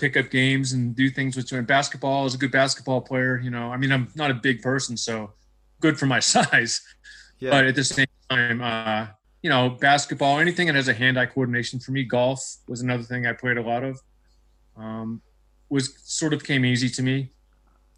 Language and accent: English; New Hampshire, United States; moved away as an adult; now in Utah, United States; I grew up in New Hampshire